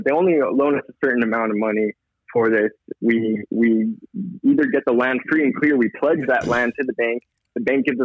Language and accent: English; McAllen, Texas, United States; I'm from McAllen, Texas. Deep South Texas.